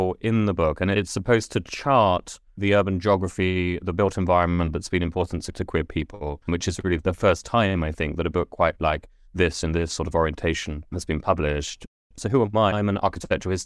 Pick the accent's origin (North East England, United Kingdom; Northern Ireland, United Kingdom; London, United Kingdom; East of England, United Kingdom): East of England, United Kingdom; Letchworth Garden City; I grew up in Letchworth on the council estate at the edge